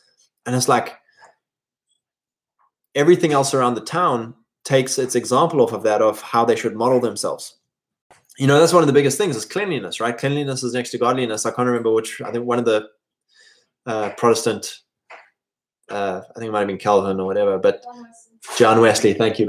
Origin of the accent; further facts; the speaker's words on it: South Africa; where I grew up in South Africa was really great because we were so rural and so isolated. It was a very stable community with generational handovers of land and businesses.